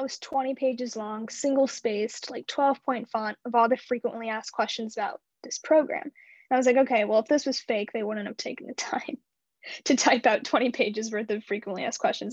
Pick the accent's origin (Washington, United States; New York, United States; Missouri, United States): Missouri, United States; Imperial; also born or lived in St. Louis, Missouri; I grew up in a super small town outside of St. Louis. It's called Imperial, Missouri